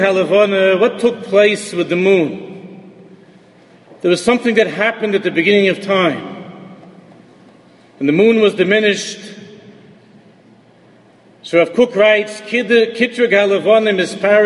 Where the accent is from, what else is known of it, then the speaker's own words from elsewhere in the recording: New York City, New York, United States; Growing up in America, I attached myself as much as I could as a Yankee fan in Queens, growing up